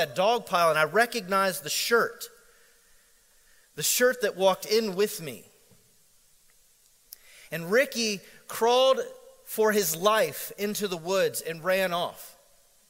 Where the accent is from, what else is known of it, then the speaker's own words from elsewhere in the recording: Central Florida, United States; growing up in Central Florida, it's a very international environment